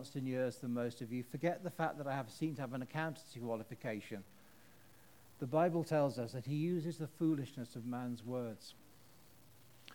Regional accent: United Kingdom; I'm British

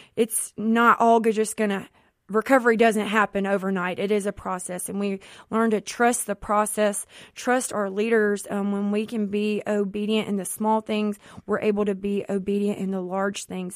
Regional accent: Jackson, Mississippi, United States; I am from the Jackson Metro area

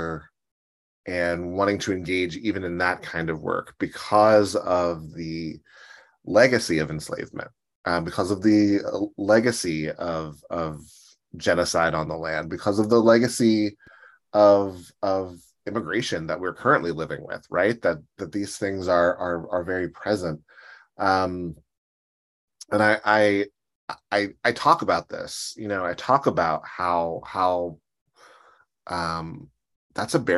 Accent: Pittsburgh, Pennsylvania, United States; I grew up in Pittsburgh and a very urban part of the city

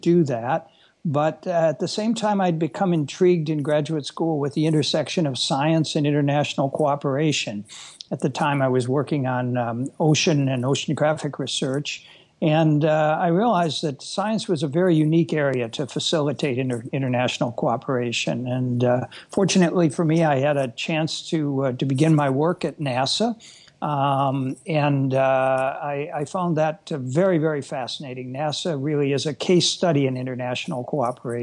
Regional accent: Wisconsin, United States; I grew up in Wisconsin in the central part of the U.S.

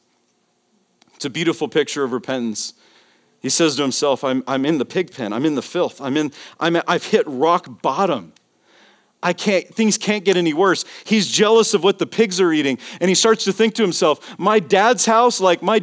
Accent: Las Vegas, Nevada, United States; Vegas, baby. My hometown.

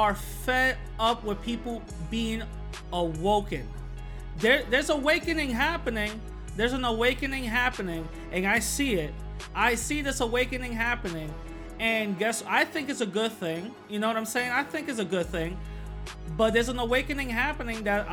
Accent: New York City, New York, United States; I'm from the Bronx, born and raised from the South Bronx

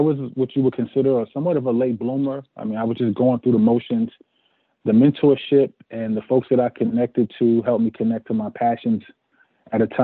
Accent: Newark, New Jersey, United States; I grew up on South Orange Avenue, lived in several locations in Newark, New Jersey

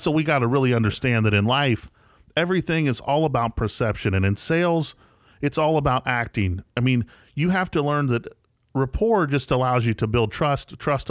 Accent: West Virginia, United States; now in Jackson, United States; I'm from West Virginia, right, and I'm here in Jackson, Tennessee.

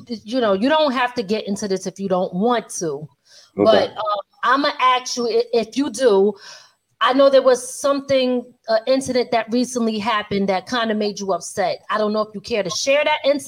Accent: Philadelphia, Pennsylvania, United States; I'm originally from West Philly

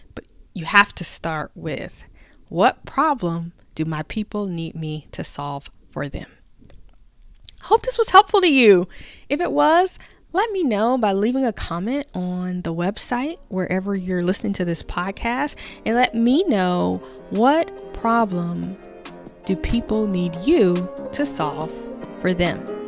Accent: the South, United States; I grew up in the South.

